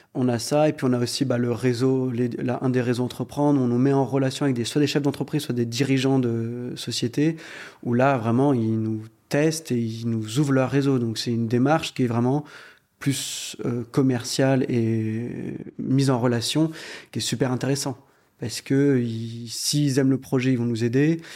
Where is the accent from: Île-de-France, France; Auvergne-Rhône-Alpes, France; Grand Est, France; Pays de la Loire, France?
Auvergne-Rhône-Alpes, France; Lyon; On est originaire de Lyon.